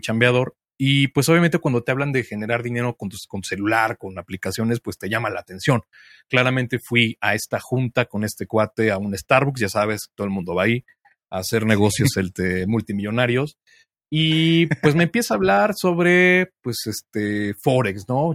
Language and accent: Spanish; Mexico City, Mexico; yo soy de Ciudad de México